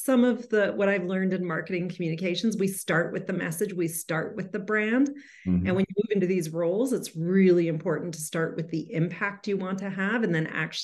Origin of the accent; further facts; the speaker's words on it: Calgary, Alberta, Canada; I am born and raised in Calgary